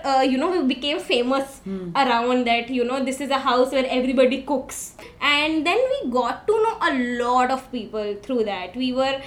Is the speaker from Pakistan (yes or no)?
no; Delhi, India; moved away as an adult; also born or lived in Mumbai; I've been born and brought up in Delhi